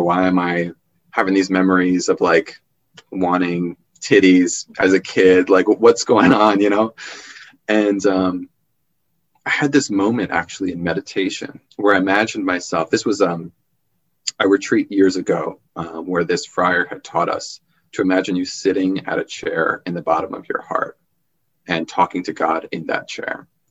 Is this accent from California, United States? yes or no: no; Long Island, New York, United States; my childhood growing up on Long Island